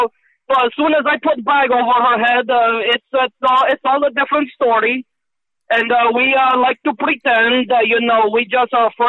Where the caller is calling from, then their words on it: Romania; I call from Romania.